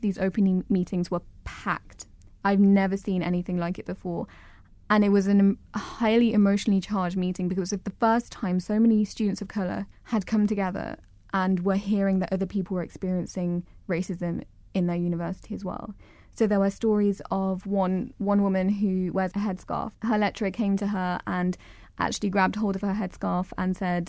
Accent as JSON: {"language": "English", "region": "England", "country": "United Kingdom", "said": "I'm English"}